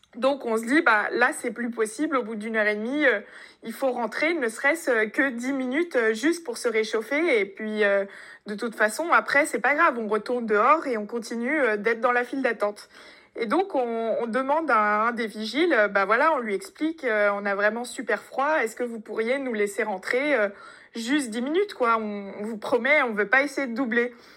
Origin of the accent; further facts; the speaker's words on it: France; accent: French; on avait un accent français